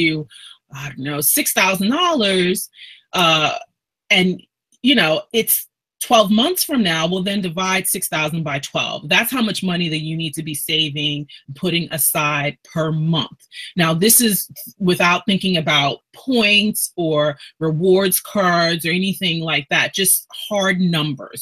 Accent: New York City, New York, United States; I'm from Brooklyn originally. Born and raised there

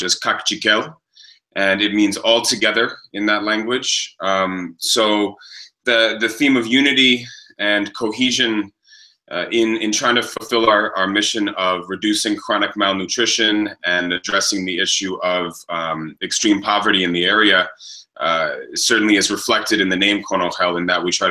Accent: New York City, New York, United States; moved away as an adult; now in San Marcos La Laguna, Guatemala; I came to Guatemala from Brooklyn, New York, where I was born and raised

